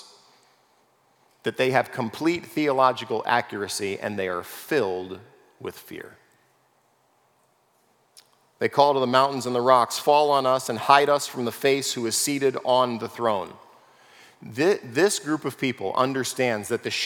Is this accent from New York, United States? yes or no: no; California, United States; I grew up in California. I know the world of earthquakes